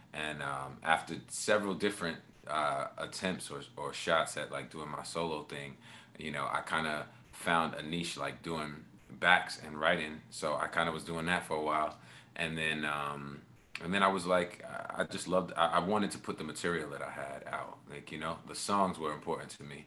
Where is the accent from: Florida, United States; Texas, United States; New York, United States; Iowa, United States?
New York, United States; I'm from New York